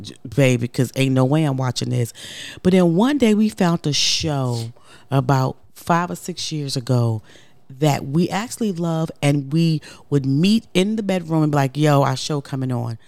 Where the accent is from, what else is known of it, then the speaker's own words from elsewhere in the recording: Brooklyn, New York, United States; I'm straight from Brooklyn. I'm from the hood.